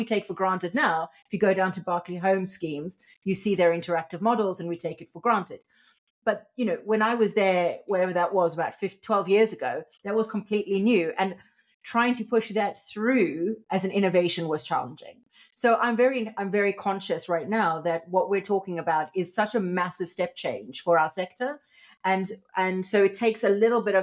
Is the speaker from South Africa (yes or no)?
yes; South Africa; I'm from South Africa